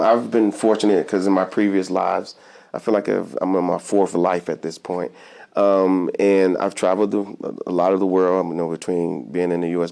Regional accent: Fayetteville, North Carolina, United States; also born or lived in Augusta, Georgia; I was born in Augusta, Georgia, but I, I was raised in um, in Fayetteville, North Carolina

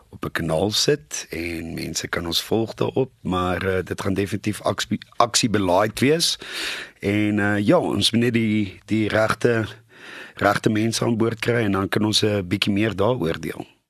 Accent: Nelspruit, Mpumalanga, South Africa; moved away; in Nelspruit my ou tuiste te wys van waar ek vandaan kom

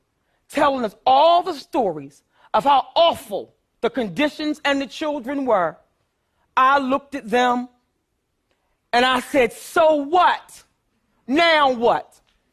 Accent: Philadelphia, Pennsylvania, United States; I grew up poor in North Philadelphia, too.

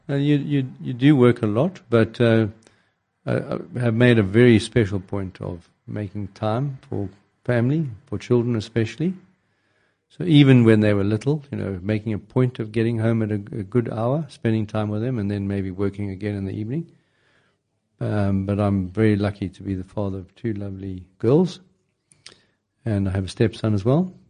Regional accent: Zimbabwe; moved away as an adult; I was born in Zimbabwe. I did some training there

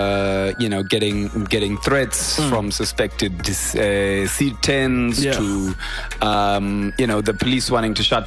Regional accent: Harare, Zimbabwe; I grew up in Harare

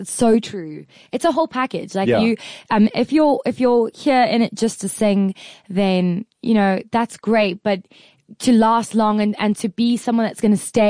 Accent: South Africa; I'm just a South African white girl

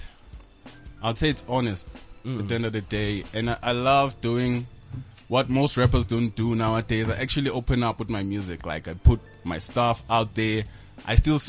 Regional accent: Mpumalanga, South Africa; I'm from Mpumalanga

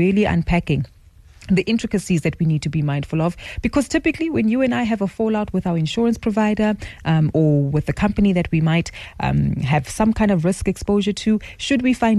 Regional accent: South Africa; as South African citizens

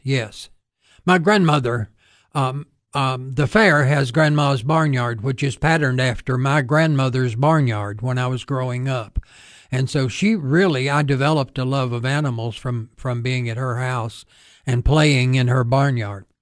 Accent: United States; I grew up north of town. We had a small farm near where the old airport used to be.

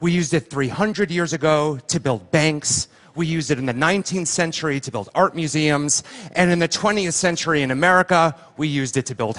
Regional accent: Livingston, New Jersey, United States; I'm from Jersey, and I was six, and I lived there in my parents' house in a town called Livingston. And this was my childhood bedroom

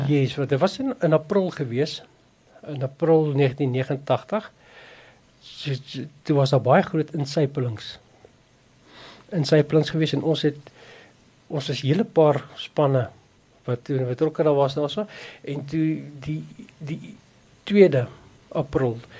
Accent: South Africa; Ek het op 'n plaas groot geword by Noustroom.

